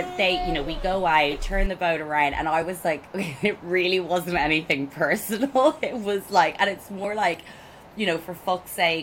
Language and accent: English; Ireland; I'm Irish